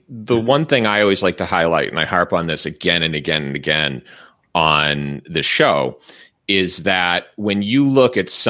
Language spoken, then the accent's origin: English; Massachusetts, United States; in my home state of Massachusetts